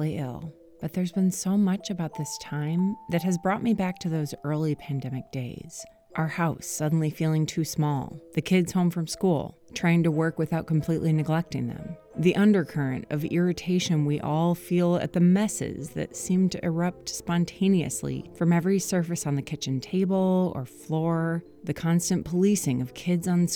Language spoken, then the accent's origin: English; Minnesota, United States; moved away as an adult; now in California, United States; Growing up in Minnesota